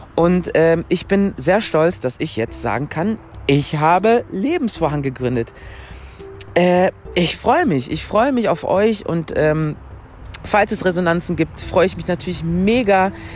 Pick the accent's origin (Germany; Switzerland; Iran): Germany; Mülheim an der Ruhr, North Rhine-Westphalia; now in Stuttgart, Germany; bin geboren in Mülheim an der Ruhr, falls das irgendjemand kennt. Das ist eine Stadt in Nordrhein-Westfalen